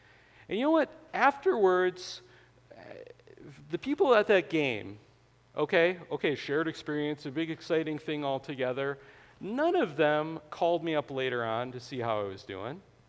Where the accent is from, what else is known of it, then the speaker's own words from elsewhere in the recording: Wisconsin, United States; I was born in Wisconsin